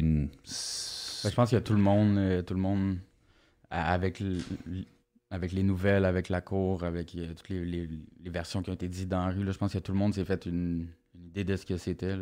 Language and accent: French; Montreal, Quebec, Canada; j'ai grandi à Verdun, euh, petit quartier où, dans, le temps où j'ai grandi là, c'était moins tranquille que maintenant